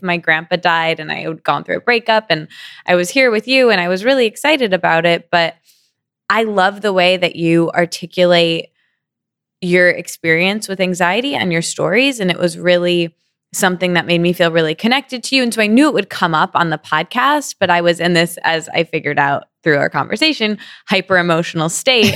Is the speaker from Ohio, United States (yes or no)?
no; East Lansing, Michigan, United States; I grew up in a small college town called East Lansing, in Michigan